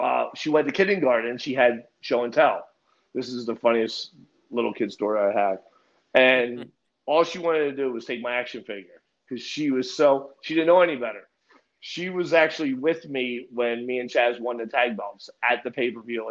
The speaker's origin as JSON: {"language": "English", "area": "Linden", "region": "New Jersey", "country": "United States", "tie": "born or raised there", "moved": "as an adult", "lives_now": "Florida, United States", "said": "I grew up in Lindemall, New Jersey"}